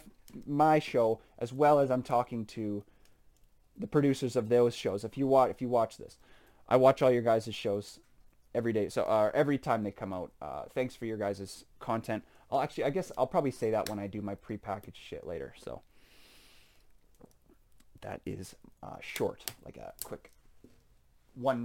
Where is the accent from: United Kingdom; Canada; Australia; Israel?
Canada; I'm just Canadian